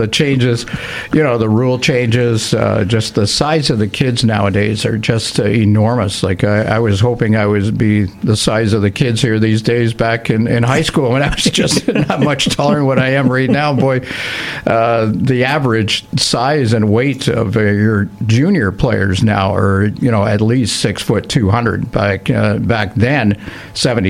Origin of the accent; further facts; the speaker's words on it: Whitby, Ontario, Canada; now in Kingston, Canada; my hometown of Whitby